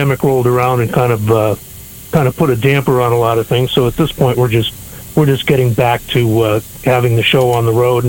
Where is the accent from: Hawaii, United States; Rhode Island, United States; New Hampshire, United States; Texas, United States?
New Hampshire, United States; also born or lived in Chicago, Illinois; grew up in New Hampshire.